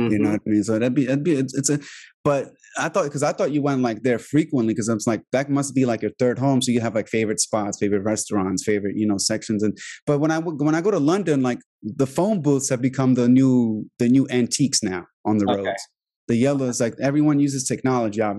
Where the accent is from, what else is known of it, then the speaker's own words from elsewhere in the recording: Albania; English is a second language; now in United States; I grew up behind an American embassy in Albania